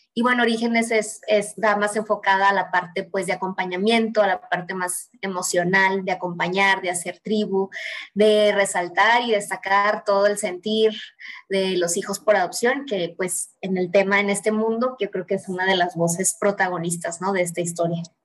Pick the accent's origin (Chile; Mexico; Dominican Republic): Mexico; Y le digo, pues de México